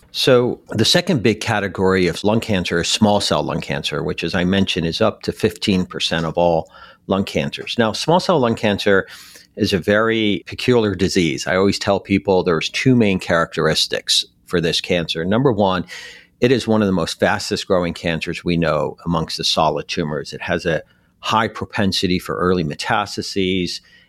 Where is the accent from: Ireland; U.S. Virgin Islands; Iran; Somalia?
Iran; moved away; also born or lived in Detroit / Philadelphia / Texas / Western Europe; Well, I grew up pretty much in many cities, including my initial home country, Iran, and in Detroit, Philadelphia, Texas. I spent over a decade in Western Europe.